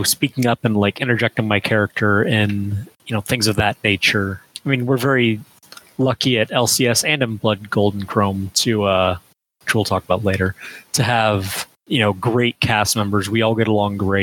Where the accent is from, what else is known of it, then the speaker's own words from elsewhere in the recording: Phoenix, Arizona, United States; Phoenix, Arizona, which is my hometown